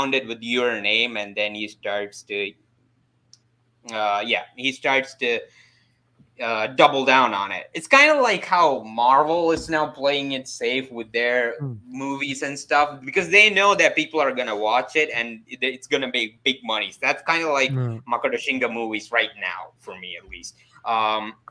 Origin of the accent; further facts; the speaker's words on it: South India, India; I'm from India, man. I'm from South. I'm from the South